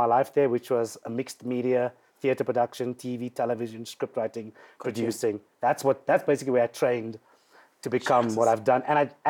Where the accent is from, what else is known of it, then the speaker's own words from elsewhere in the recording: Cape Town, Western Cape, South Africa; growing up in Mitchell's Plain in the hood